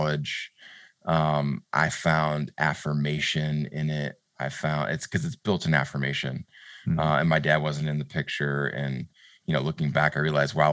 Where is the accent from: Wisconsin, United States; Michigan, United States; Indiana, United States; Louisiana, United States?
Wisconsin, United States; Prairie du Chien; moved away as an adult; also born or lived in Winona, Minnesota / Minneapolis, Minnesota / Phoenix, Arizona; Prairie du Chien, Wisconsin, which is my hometown